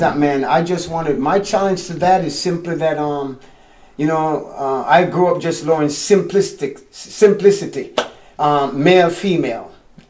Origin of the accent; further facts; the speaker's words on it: Florida, United States; I grew up here in America before I moved. Yeah, and this was in Florida.